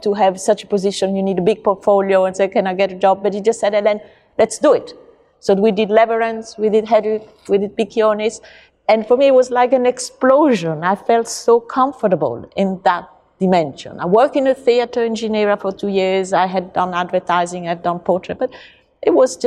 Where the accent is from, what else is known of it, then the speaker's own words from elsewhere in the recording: Rome, Lazio, Italy; moved away as an adult; now in London, United Kingdom; I grew up in Rome, so it's the city that I love the most